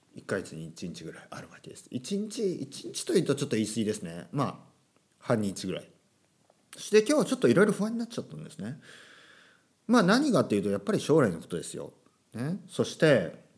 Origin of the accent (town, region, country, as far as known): Oita, Japan; born or raised there; first language Japanese; moved away